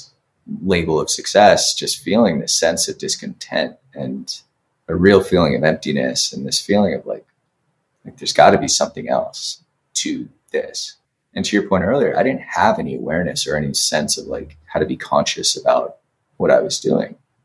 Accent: Connecticut, United States; moved away as an adult; I'd come back to Connecticut where I was growing up

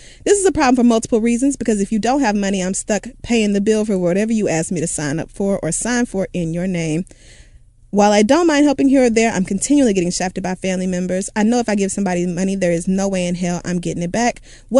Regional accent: Washington, District of Columbia, United States; I grew up in Southeast DC where most people don't even know what a savings account is, let alone how to manage their money.

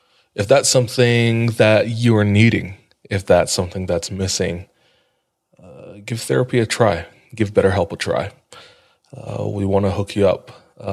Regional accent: Southwest, United States; True. No, I'm from the Southwest. Do you remember that?

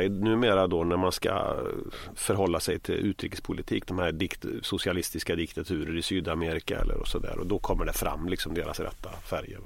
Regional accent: Västergötland, Västra Götaland, Sweden; jag kommer ju från Västergötland

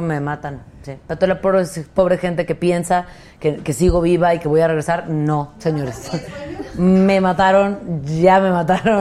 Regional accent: Mexico; como mexicanos

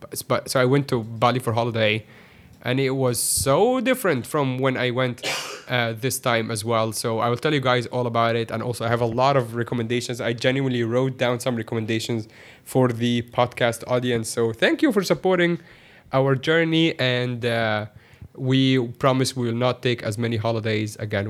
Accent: Hong Kong; I'm from Hong Kong

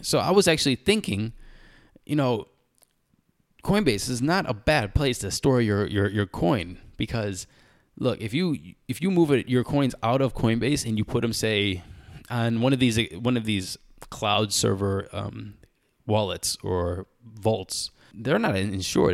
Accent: United States; I am American

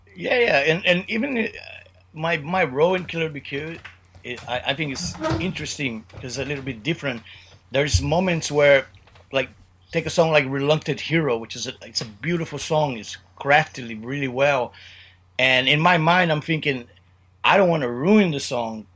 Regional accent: Brazil; one of our punk rock idols growing up in Brazil

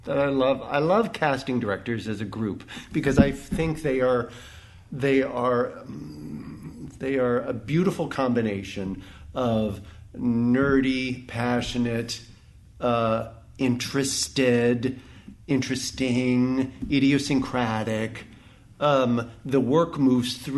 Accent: Dayton, Ohio, United States; moved away; I'm from Dayton, Ohio

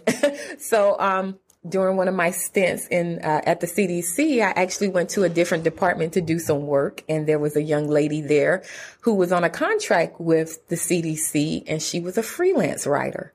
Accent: South Carolina, United States; moved away as an adult; also born or lived in Atlanta; So I am originally from South Carolina, mm-hmm. a rural area in South Carolina.

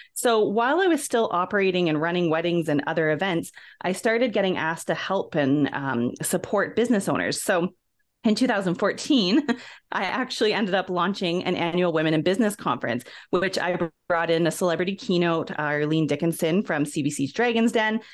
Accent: Ontario, Canada; moved away as an adult; now in Alberta, Canada; I'm originally from Ontario, Canada, and shortly after high school, I came out west to Alberta

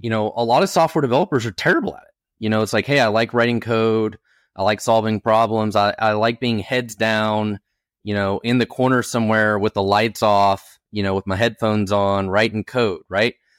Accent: Oklahoma, United States; I was born in Oklahoma in a trailer park

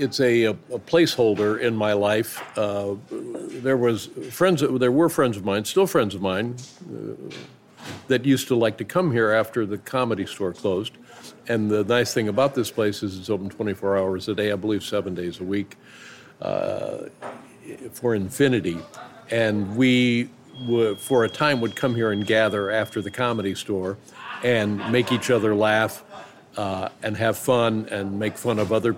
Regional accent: Indianapolis, Indiana, United States; now in Los Angeles, United States; I can remember being in Los Angeles and being stunned by it because I came from Indianapolis.

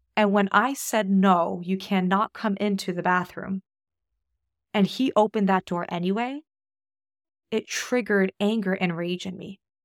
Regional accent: United States; moved away as an adult; also born or lived in Australia; now in New Zealand; I'm Polish American

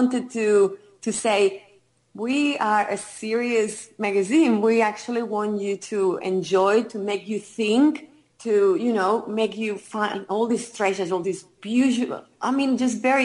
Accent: Barcelona, Catalonia, Spain; moved away as an adult; now in Melbourne, Australia; me growing up in Barcelona, we lived in an apartment

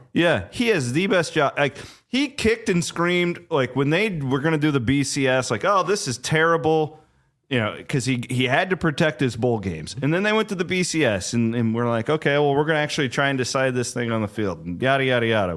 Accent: Iowa, United States; I'm from Iowa

